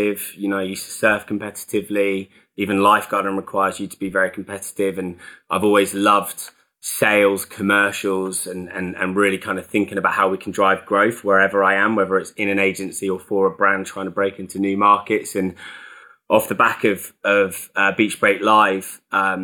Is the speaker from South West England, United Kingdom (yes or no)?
yes; North Cornwall, South West England, United Kingdom; So I'm from Cornwall originally. So I grew up down in North Cornwall